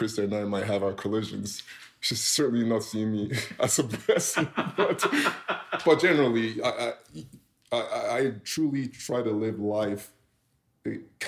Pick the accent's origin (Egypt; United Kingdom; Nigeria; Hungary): Nigeria; now in Canada; as a kid growing up in Nigeria